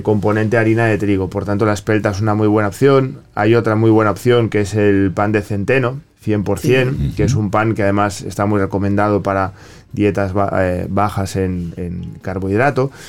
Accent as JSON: {"language": "Spanish", "country": "Spain", "moved": "yes", "said": "yo vengo de, España, vengo de Europa"}